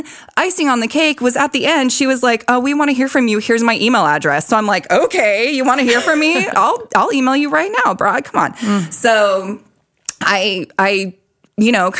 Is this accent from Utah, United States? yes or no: yes; Salt Lake City, Utah, United States; now in Bakersfield, United States; I'm from Salt Lake City and I remember moving here in 2002